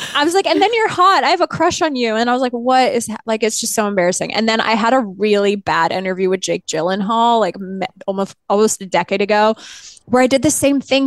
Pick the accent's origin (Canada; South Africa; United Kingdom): Canada; I grew up in Canada